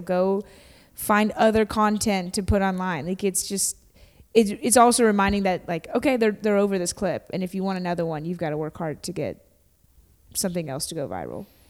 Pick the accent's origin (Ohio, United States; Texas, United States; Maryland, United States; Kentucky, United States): Kentucky, United States; I grew up in Kentucky